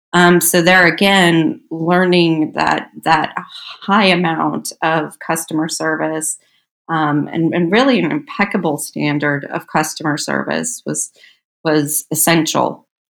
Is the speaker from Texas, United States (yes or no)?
no; Las Vegas, Nevada, United States; moved away as an adult; also born or lived in San Diego; now in Dublin, United States; growing up in Las Vegas